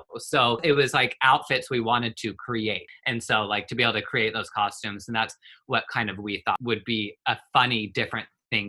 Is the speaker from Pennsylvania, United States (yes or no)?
no; northern Utah, United States; also born or lived in Oklahoma; now in California, United States; I'm 30 years old, and I'm originally from Utah, like northern Utah. We have moved around pretty much all over the place.